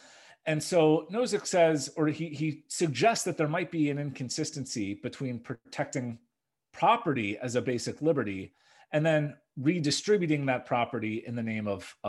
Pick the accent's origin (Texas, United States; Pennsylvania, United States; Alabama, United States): Pennsylvania, United States; Philadelphia; I'm from Philadelphia